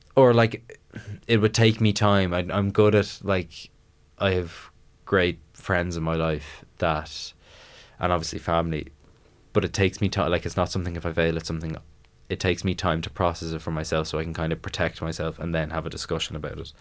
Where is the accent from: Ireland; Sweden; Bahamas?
Ireland; Maynooth, Leinster; I'm from Maynooth